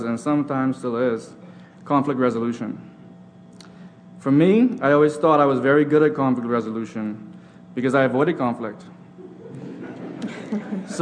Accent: Bahamas; I'm from the Bahamas

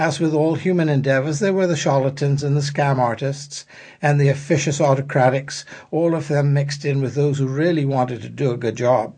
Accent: Bahamas; I was born and spent most of my childhood as a British subject until Bohemian independence

